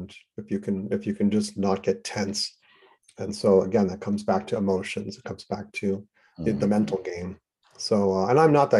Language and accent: English; New York City, New York, United States; I grew up in New York City, which was a true melting pot